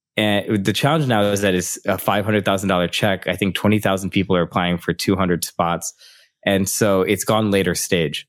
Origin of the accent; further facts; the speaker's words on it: Midwest of the United States, United States; moved away as an adult; also born or lived in San Francisco; I was from the Midwest of the United States